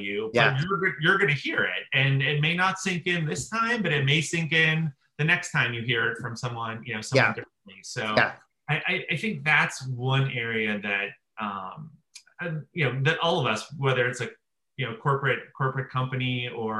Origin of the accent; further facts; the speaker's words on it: outside of Pittsburgh, Pennsylvania, United States; growing up outside of Pittsburgh, yeah. Pennsylvania